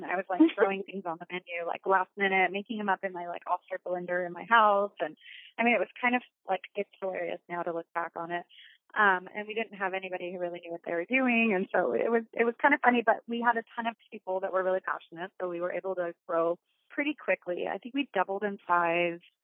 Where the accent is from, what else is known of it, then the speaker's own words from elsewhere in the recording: Arizona, United States; now in California, United States; when I moved to California, I grew up in Arizona, I moved to California